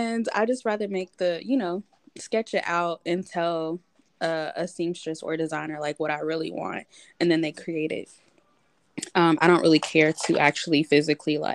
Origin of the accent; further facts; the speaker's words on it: South Carolina, United States; moved away as an adult; now in Atlanta, United States; I'm originally from South Carolina, raised there, grew up there, went to middle school, high school, all that. And then I moved here for college